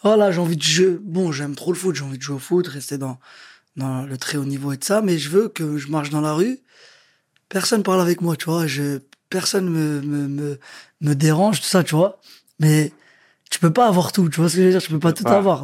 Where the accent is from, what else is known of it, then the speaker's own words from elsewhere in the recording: Sarcelles, Île-de-France, France; moved away as an adult; also born or lived in Quimper / Le Havre / England; je viens de Sarcelles